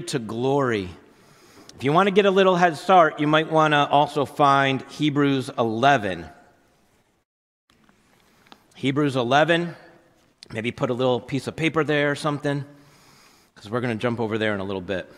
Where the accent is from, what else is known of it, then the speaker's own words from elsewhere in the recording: New Jersey, United States; I grew up in North Jersey